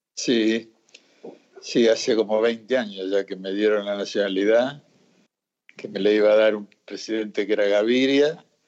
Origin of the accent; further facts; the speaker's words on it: Río Negro, Argentina; moved away; also born or lived in Colombia; yo me crié en Río Negro